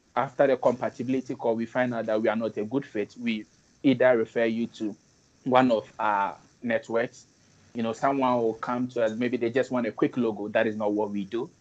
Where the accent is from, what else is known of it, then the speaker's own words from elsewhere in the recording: Ashanti, Ghana; I happen to come from the Ashanti region